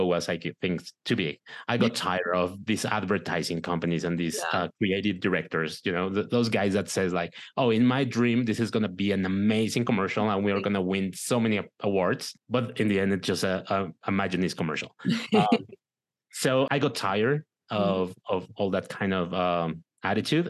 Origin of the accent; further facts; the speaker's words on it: Mexico; English is a second language; also born or lived in Michigan; I'm from Mexico, right. So I have an accent.